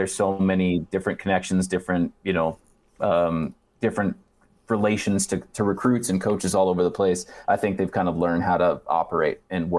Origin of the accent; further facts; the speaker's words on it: Nebraska, United States; Central Nebraska, man.